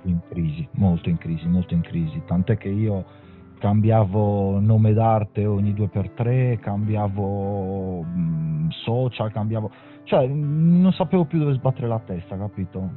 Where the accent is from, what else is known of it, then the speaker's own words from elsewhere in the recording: Sardinia, Italy; also born or lived in Milan; te lo dico da sardo